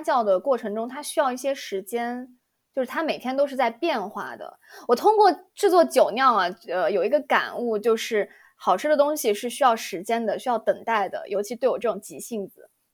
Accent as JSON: {"language": "Chinese", "region": "Yunnan", "country": "China", "accent": "Yunnanese", "moved": "yes", "lives_now": "United States", "said": "我嗯们云南话叫甜白酒"}